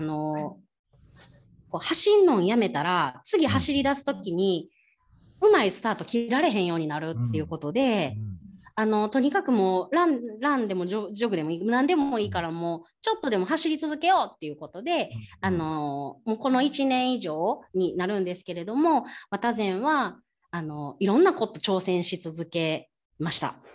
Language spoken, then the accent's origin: Japanese; Kyoto, Japan; 京都生まれ京都育ちで